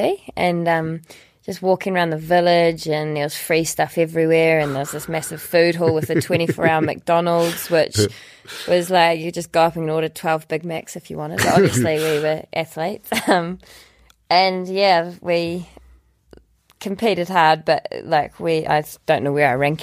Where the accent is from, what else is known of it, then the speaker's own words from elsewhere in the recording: Dunedin, Otago, New Zealand; I was 19 from Dunedin